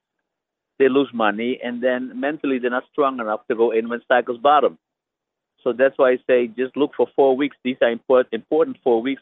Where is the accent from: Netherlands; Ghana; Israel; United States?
Netherlands; I am from Holland